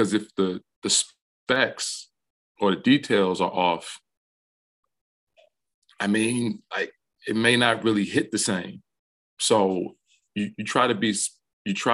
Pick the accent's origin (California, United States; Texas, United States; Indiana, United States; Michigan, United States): Michigan, United States; Detroit; moved away as an adult; now in Ann Arbor, United States; growing up in Detroit